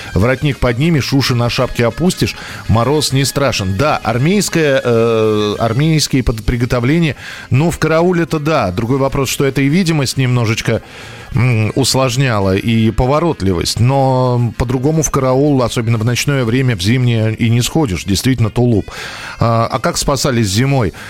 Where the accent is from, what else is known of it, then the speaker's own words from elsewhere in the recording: Moscow, Russia; я родился и вырос в Москве